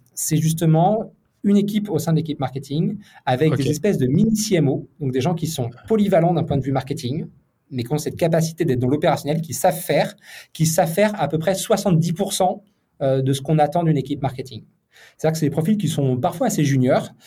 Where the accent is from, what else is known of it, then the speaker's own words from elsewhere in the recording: western France, France; also born or lived in Nantes; je suis originaire de, l'ouest de la France et je vis à Nantes